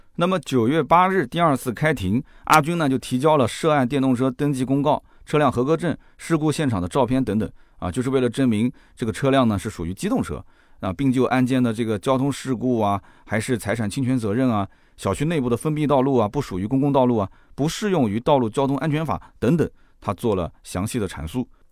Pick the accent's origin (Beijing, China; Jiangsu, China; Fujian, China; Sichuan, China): Jiangsu, China; 在我们江苏这边呢